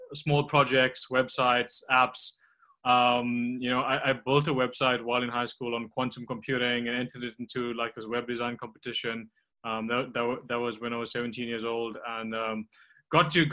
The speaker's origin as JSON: {"language": "English", "town": "Tongaat", "region": "KwaZulu-Natal", "country": "South Africa", "tie": "born or raised there", "also_born_or_lived": "Durban", "said": "I grew up in South Africa on the East Coast, near the city of Durban, but it's actually a small town called Tongaat, which is mainly a sugarcane farming town."}